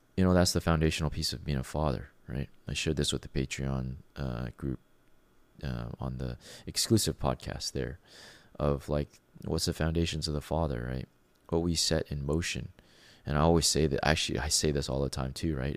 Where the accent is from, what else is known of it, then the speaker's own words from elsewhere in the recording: Canada; being a Canadian